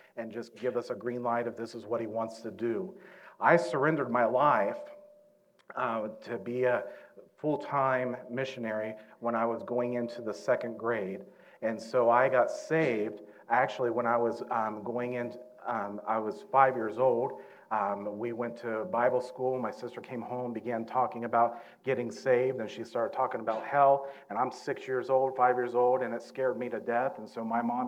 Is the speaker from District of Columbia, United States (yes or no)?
no; Southern Ohio, United States; we're from Southern Ohio, we were born and raised in the Mount Orb area